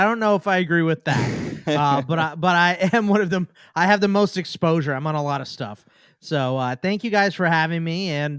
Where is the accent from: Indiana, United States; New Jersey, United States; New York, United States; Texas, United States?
Texas, United States; Houston; born there; So I was born in Houston.